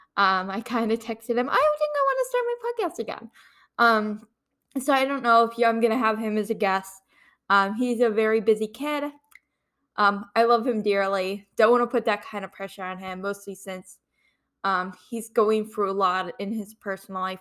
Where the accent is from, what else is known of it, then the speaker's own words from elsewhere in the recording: Ohio, United States; moved away as an adult; also born or lived in Kent, Ohio; now in Fairfax, United States; I'm originally from Ohio